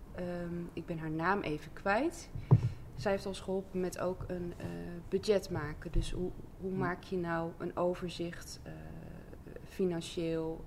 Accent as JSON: {"language": "Dutch", "town": "Assen", "region": "Drenthe", "country": "Netherlands", "tie": "born or raised there", "also_born_or_lived": "Overijssel", "moved": "yes", "lives_now": "Zuidbroek, Netherlands", "said": "ik kom oorspronkelijk uit Overijssel. En ehm, heb eigenlijk het grootste deel van mijn jeugd in Assen doorgebracht"}